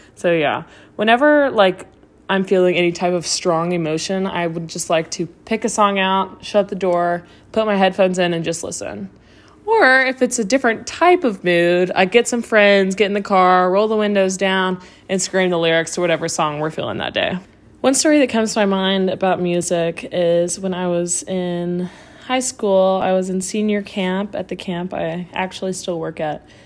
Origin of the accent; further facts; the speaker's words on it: Nashville, Tennessee, United States; I'm from Nashville